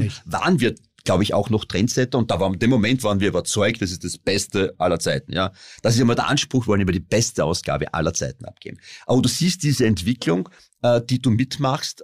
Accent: Styria, Austria; ich komme aus der Steiermark

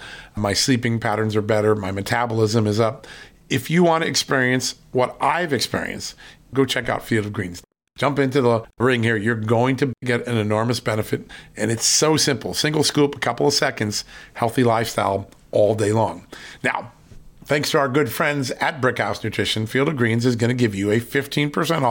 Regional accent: Virginia, United States; Joining us right now from the great state of Virginia, my home state

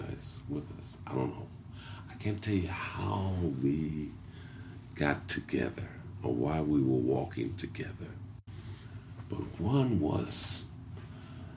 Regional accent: Indianapolis, Indiana, United States; I'm from Lockfield.

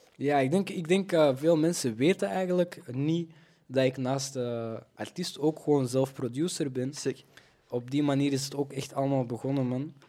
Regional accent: Belgium; born or raised there

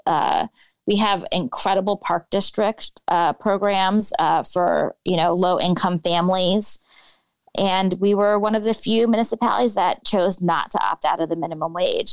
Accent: Bay Area, California, United States; moved away as an adult; now in Chicago, United States; I grew up in the Bay Area, you know, the progressive panacea

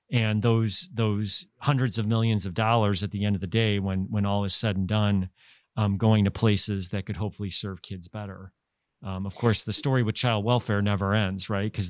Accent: Alsip, Illinois, United States; also born or lived in Chicago; folks I grew up with in Alsip

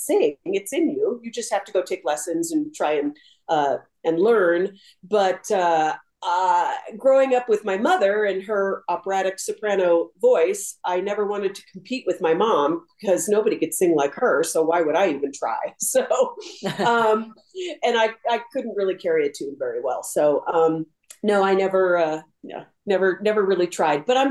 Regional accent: San Francisco Bay Area, California, United States; moved away as an adult; now in Colorado, United States; The San Francisco Bay Area is a really great place to grow up. I'm really glad that my parents chose to live there

